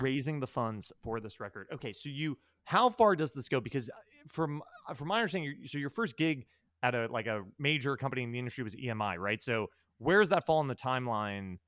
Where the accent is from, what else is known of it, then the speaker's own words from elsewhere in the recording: New York, United States; I'm from New York